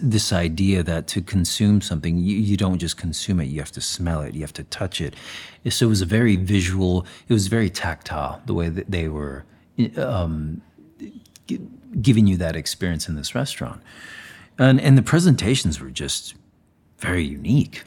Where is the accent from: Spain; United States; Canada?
Spain; Zaragoza, Aragon; moved away; I was born in Saragossa, Spain